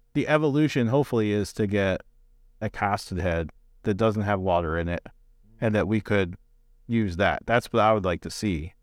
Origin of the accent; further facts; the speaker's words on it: New Jersey, United States; I'm from Jersey